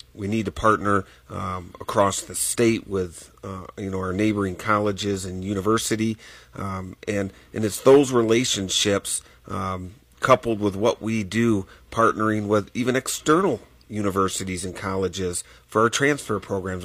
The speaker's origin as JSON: {"language": "English", "region": "Michigan", "country": "United States", "tie": "born or raised there", "moved": "yes", "lives_now": "Wyoming, United States", "said": "as a farm boy, uh, growing up in Michigan"}